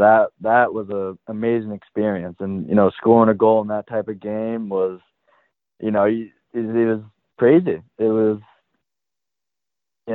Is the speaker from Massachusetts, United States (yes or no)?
yes; Hamilton, Massachusetts, United States; also born or lived in Indiana; obviously it's my hometown, being from Hamilton Wenham.